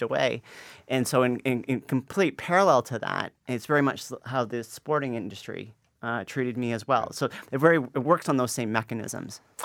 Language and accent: English; Canada; now in Toronto, Canada; me growing up in Canada in, in a middle class family